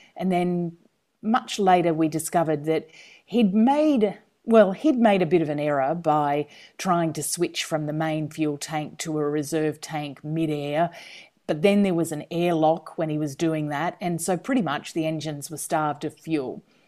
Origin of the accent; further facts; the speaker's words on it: country Queensland, Australia; moved away as an adult; also born or lived in Washington, D.C.; I'm a Queenslander